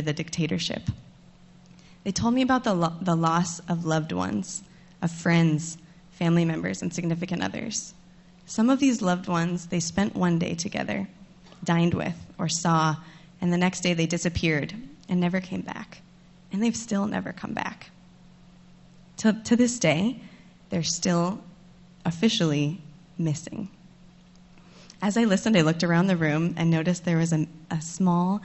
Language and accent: English; United States; moved away as an adult; also born or lived in Santiago, Chile; I was living in Santiago, but from the United States of America. The very mention of my home country